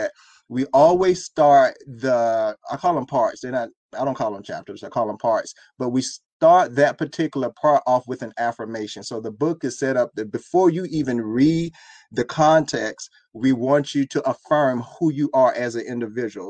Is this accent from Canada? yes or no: no; Miami, Florida, United States; I was raised in Miami.